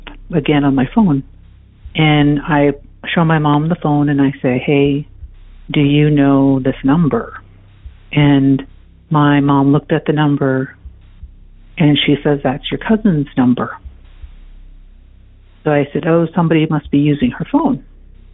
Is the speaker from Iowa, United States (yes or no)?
no; South Dakota, United States; also born or lived in East Coast; now in Colorado, United States; I was born and raised on a reservation, American Indian Native American Reservation in South Dakota